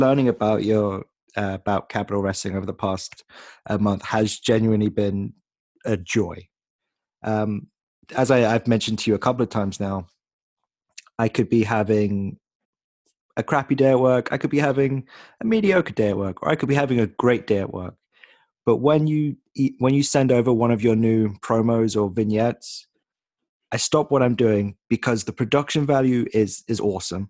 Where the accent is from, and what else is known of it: England, United Kingdom; moved away as an adult; now in New York City, United States